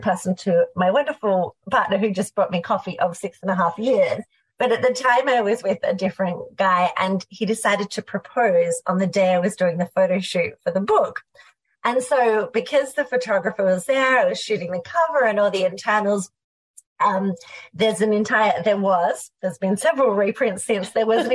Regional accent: Australia; We had what was in Australia unceremoniously called veggie English at school.

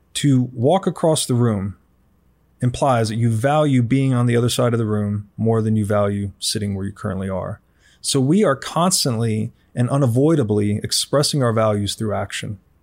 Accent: Tennessee, United States; I was raised in Tennessee

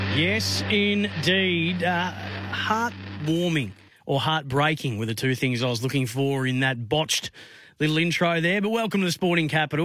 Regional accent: Bendigo, Victoria, Australia; my hometown of Bendigo

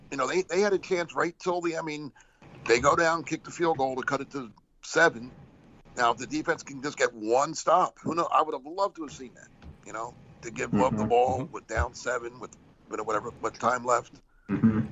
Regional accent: New Jersey, United States; moved away; I grew up in Jersey, you know, so I went to the Jersey Shore all the time

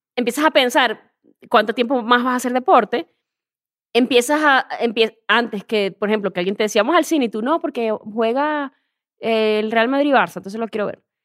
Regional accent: Venezuela; moved away as an adult; also born or lived in Spain; now in Mexico; soy venezolana

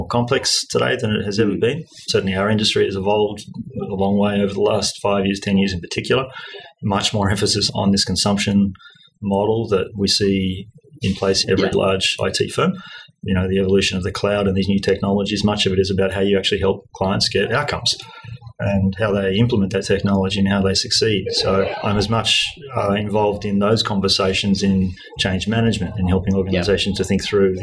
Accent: Australia; I grew up here in Australia.

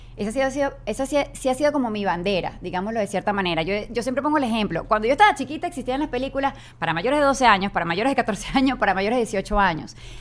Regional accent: Venezuela; moved away; nosotros que venimos de Venezuela

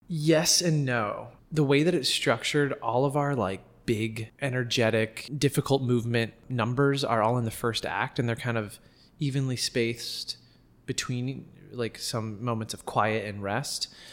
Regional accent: Los Angeles, California, United States; moved away as an adult; now in New York, United States; We're all from Los Angeles.

